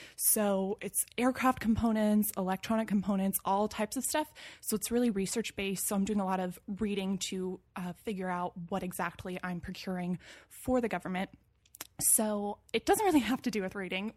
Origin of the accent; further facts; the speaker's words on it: Moorpark, California, United States; also born or lived in San Luis Obispo, California; now in Los Angeles, United States; I grew up in Moore Park, California, which is in Ventura County, so it's a little bit north of L A, actually